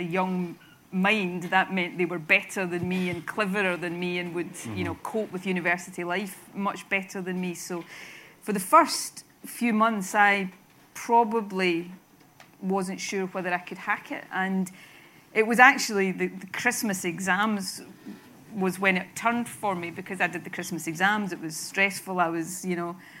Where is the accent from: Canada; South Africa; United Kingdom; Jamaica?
United Kingdom; Irvine, Scotland; I grew up in, as you say, Irvine